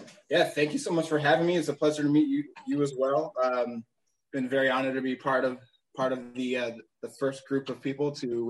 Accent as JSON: {"language": "English", "town": "Chicago", "region": "Illinois", "country": "United States", "tie": "born or raised there", "also_born_or_lived": "Georgia / Puerto Rico / Florida", "said": "Born and raised in Chicago, but actually moved around so much in my life. I lived a little bit in Georgia, Puerto Rico, which is where my family is from."}